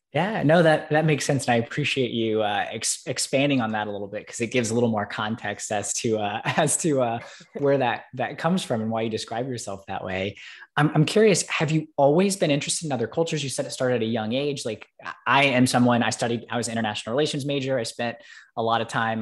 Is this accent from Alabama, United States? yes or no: yes; Alabama, United States; growing up in Alabama